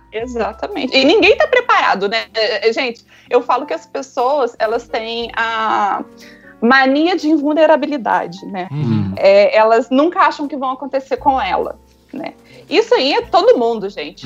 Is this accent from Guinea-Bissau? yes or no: no; Santa Rita do Sapucaí, Minas Gerais, Brazil; sou aqui do sul de Minas, Santa Rita do Sapucaí